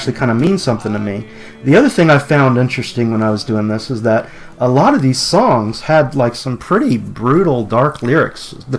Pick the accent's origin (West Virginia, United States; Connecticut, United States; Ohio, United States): West Virginia, United States; Beckley; And I come from West Virginia, Beckley, West Virginia. And my relatives, coal miners, truck drivers, mm-hmm. you know. My grandmother was a first generation Italian immigrant.